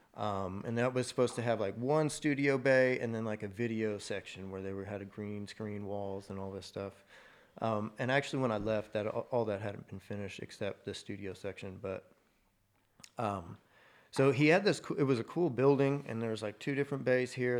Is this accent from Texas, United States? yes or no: yes; Mansfield, Texas, United States; also born or lived in Andrews, Texas; now in Fort Worth, United States; I was born in West Texas in a little place called Andrews. Moved here before kindergarten or Mansfield. Mm-hmm. Lived, grew up in Mansfield